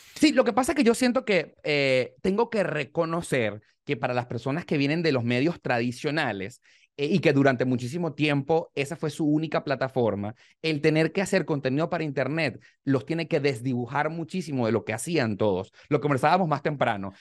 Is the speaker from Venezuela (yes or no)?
yes; Venezuela; moved away as an adult; venimos de Venezuela